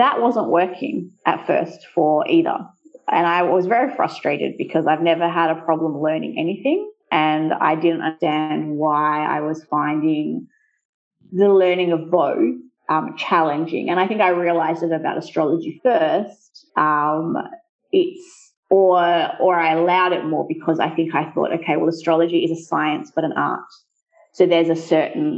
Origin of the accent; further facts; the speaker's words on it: Australia; first language English; moved away as an adult; now in Italy; growing up in Australia, but with Italian family as well